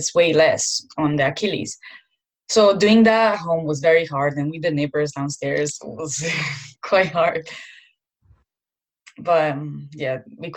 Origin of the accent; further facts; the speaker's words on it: Milan, Lombardy, Italy; moved away as an adult; now in London, United Kingdom; I'm from Milan, and Milan is such a beautiful city.